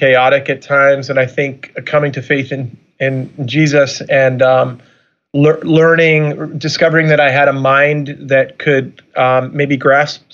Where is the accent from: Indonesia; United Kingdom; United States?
United States; Long Island, New York; also born or lived in Chicago / Orlando / San Francisco; now in Michigan, United States; I'm originally from Long Island, New York